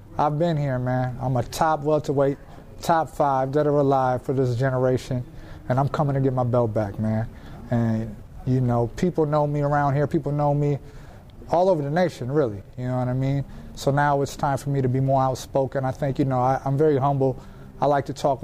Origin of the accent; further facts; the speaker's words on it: Minnesota, United States; It's my hometown.